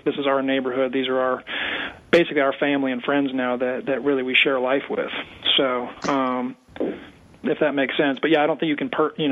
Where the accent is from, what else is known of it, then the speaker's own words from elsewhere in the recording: Colorado Springs, Colorado, United States; now in Birmingham, United States; I'm from Colorado Springs originally